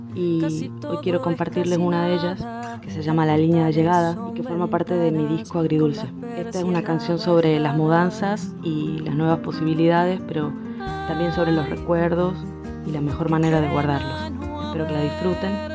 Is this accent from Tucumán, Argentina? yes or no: yes; Tucumán, Argentina; soy de Tucumán y soy cantautora